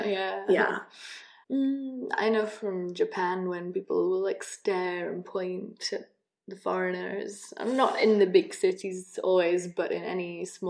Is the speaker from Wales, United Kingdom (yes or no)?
yes; North Wales, United Kingdom; moved away as an adult; also born or lived in England; I grew up in a small village in North Wales, and having my mum being English, even that was enough to make me not quite Welsh enough there. But as soon as I went to university in England, I was Welsh